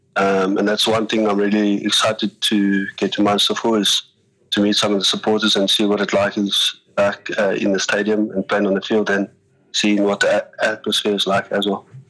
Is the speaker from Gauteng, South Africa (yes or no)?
no; Cape Town, Western Cape, South Africa; moved away as an adult; also born or lived in Ireland / Japan; I'm from Cape Town, so I think when you're from Cape Town, you actually have a mentality of uh, sometimes you don't want to leave there